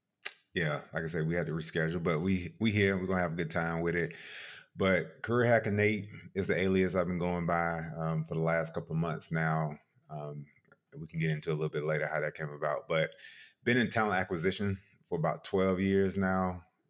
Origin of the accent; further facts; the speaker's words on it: South Carolina, United States; Yes, South Carolina.